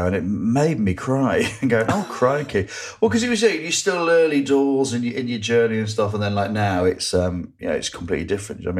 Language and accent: English; Grimsby, Yorkshire and the Humber, United Kingdom; growing up in Grimsby